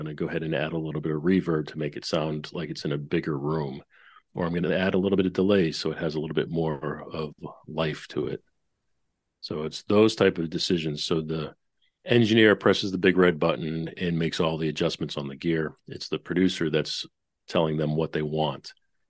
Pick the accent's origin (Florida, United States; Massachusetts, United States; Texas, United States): Massachusetts, United States; Boston; also born or lived in New York; now in Nashville, United States; worked out in Nashville for the past 20 of those 30 years. Before that, I was up in New York, and I'm born and raised in Boston.